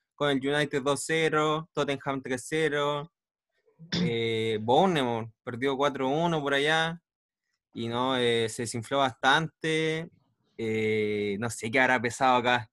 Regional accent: Chile; nosotros, como chilenos

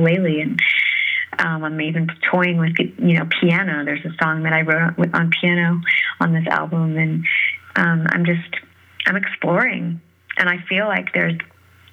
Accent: San Francisco, California, United States; growing up in San Francisco

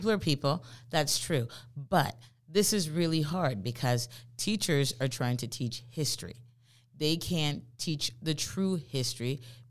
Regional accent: Jamaica; moved away; the friends that I've had the longest since I immigrated here from Jamaica, she's white.

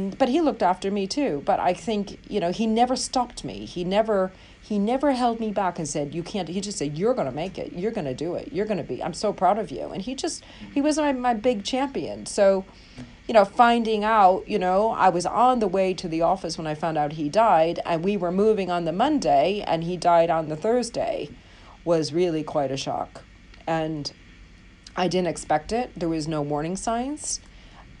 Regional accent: United States; now in London, United Kingdom; I'm an American living in London.

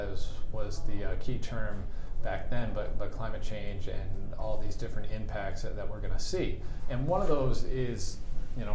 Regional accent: Vermont, United States; I grew up in Vermont

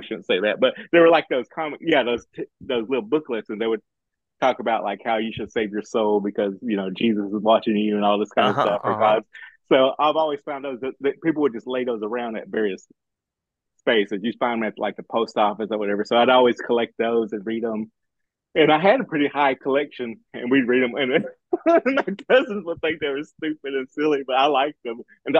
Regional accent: Broken Bow, Oklahoma, United States; I'm just a small town kid from Broken Bow, Oklahoma.

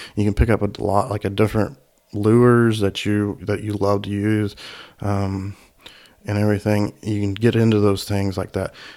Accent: Indiana, United States; my home state of Indiana

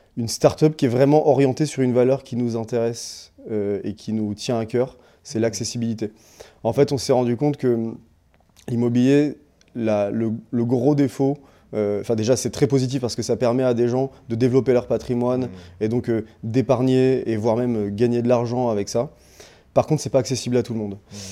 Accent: Réunion; moved away; je suis né, j'ai grandi à La Réunion

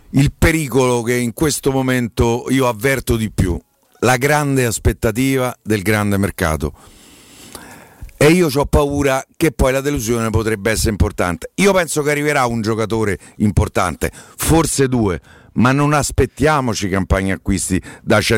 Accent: Rome, Lazio, Italy; accent: Roman; un po' si sente che sono romano

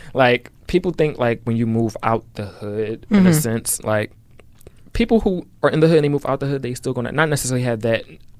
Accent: Philadelphia, Pennsylvania, United States; I grew up in West. West is not the same as it used to be.

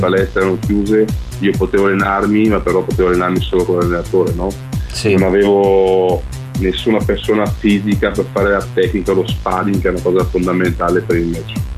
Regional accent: Albania; now in Italy; sono andato giù in Albania, nel mio paese natale

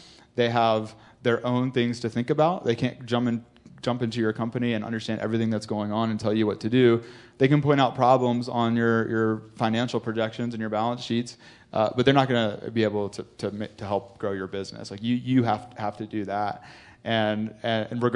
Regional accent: North Carolina, United States; I'm from North Carolina, I'm from a small town in North Carolina

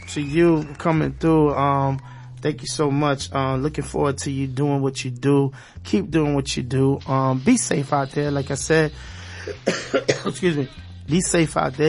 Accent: New York City, New York, United States; now in South Florida, United States; I'm from Brooklyn, East New York.

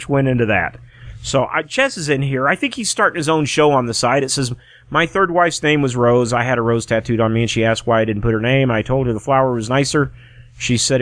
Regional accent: United States; I'm not an immigrant. I was born here in the United States

